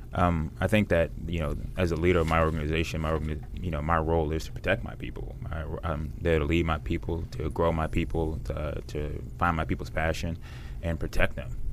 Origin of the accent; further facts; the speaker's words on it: United States; it's Washington metropolitan area